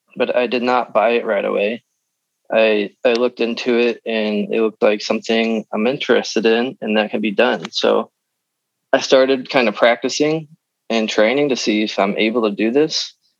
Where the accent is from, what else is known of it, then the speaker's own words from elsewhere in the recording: Midwest, United States; we're from the Midwest